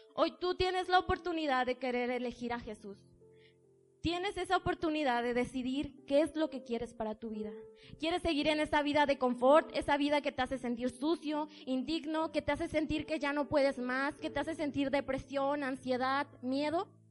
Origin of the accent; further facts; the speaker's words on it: Tijuana, Baja California, Mexico; moved away as an adult; now in Puebla, Mexico; yo tomo la decisión de venirme a vivir al estado de Puebla. Soy de Tijuana